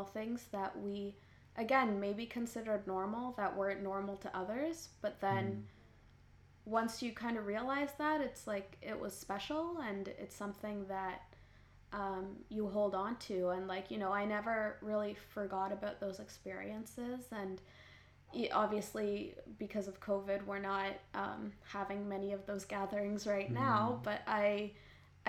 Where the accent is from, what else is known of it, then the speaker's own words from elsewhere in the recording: Canada; I grew up in Canada, which is a very individualistic culture